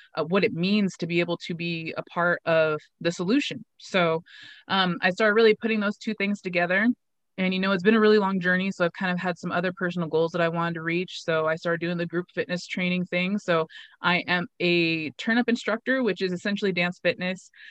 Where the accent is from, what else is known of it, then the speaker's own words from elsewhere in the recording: Pendleton, Oregon, United States; had started a gym locally in my hometown of Pendleton